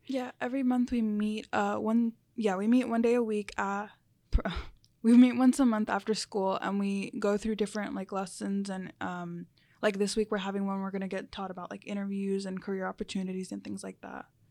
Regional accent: Charlotte, North Carolina, United States; first language Spanish; English is a second language; also born or lived in New Jersey; Most of my life, I've been here since about, I was about six years old

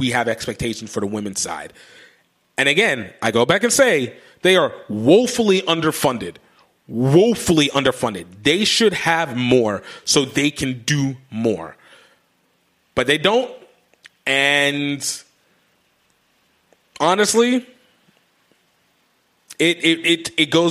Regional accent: United States; as American rugby people

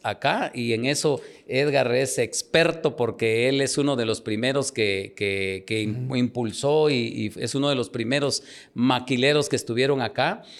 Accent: Nebaj, Quiché, Guatemala; now in Guatemala City, Guatemala; yo nací en Nevaj, un municipio del Quiché

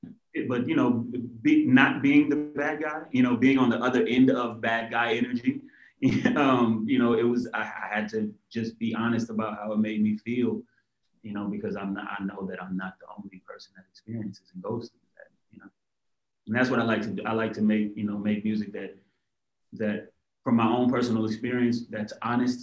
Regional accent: Inglewood, California, United States; I'm from Inglewood, California

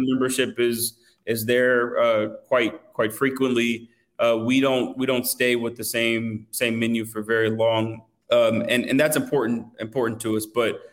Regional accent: Atlanta, Georgia, United States; I'm from Atlanta

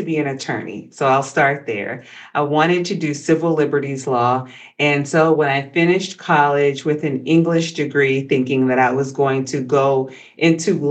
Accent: Augusta, Georgia, United States; moved away as an adult; also born or lived in Atlanta, Georgia / Washington DC metro area; I'm from Georgia originally. I'm from Augusta, home of the Masters

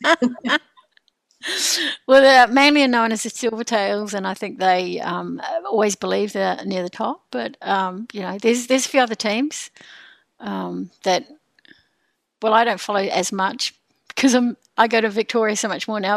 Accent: New Zealand; now in Sydney, Australia; I'm a Kiwi.

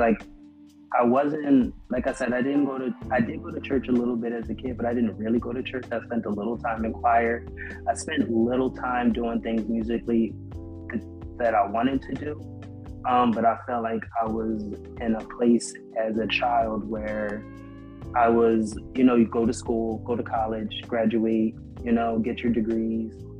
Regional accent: Camden, New Jersey, United States; I grew up in South Jersey in Camden

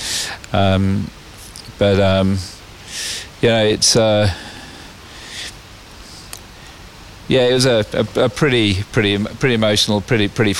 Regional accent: Birmingham, West Midlands, United Kingdom; now in Australia; growing up in Birmingham

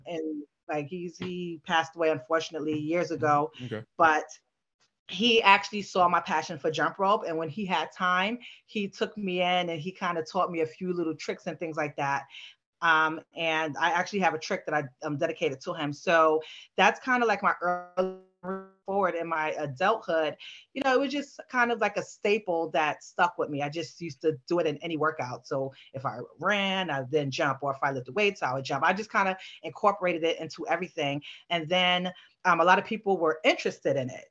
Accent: New York City, New York, United States; I grew up in New York in a Bronx between Bronx and Harlem

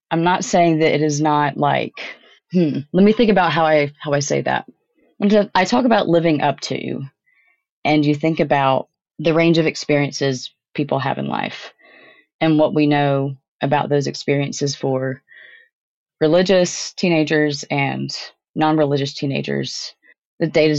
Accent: Tennessee, United States; My home state of Tennessee

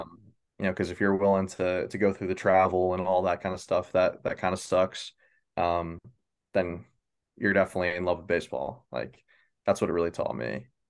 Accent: Baldwinsville, New York, United States; I'm from Baldensville, New York. Um, small town just outside of Syracuse

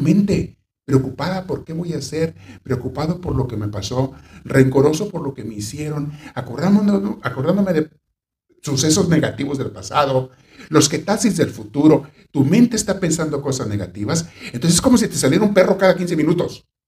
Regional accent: Mexico; Hay una ciudad de México donde yo estuve en el seminario. Cuando recién me fui de chiquillo, pues, tenía 14 años

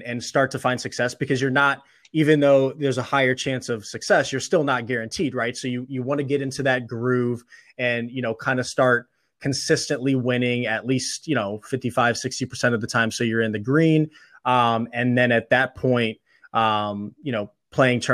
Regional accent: Illinois, United States; also born or lived in Missouri; now in Pennsylvania, United States; I live in Pennsylvania now, but I'm originally from Illinois in the Midwest

